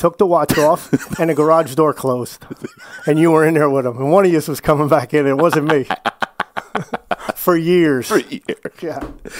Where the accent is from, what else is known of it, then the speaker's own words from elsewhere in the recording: Flemington, New Jersey, United States; moved away; also born or lived in New Brunswick, New Jersey; I was born in New Brunswick. For those of you who don't know, New Brunswick, New Jersey is famous for Rutgers University.